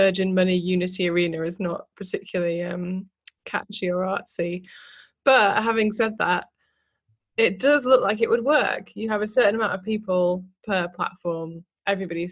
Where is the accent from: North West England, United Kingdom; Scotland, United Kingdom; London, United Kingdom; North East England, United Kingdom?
North West England, United Kingdom; Manchester; I grew up in Manchester going to club nights where he was the main DJ